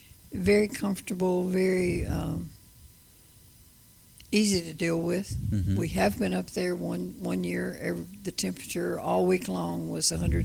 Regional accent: the South, United States; I'm from the South, sir.

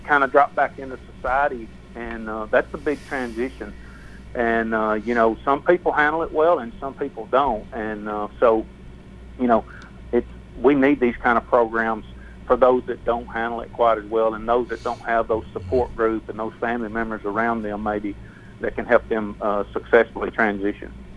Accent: the South, United States; I'm from the South

